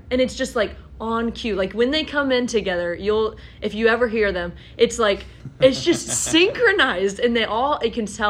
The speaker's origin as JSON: {"language": "English", "region": "Arkansas", "country": "United States", "said": "I'm from Arkansas, and I don't even have an accent"}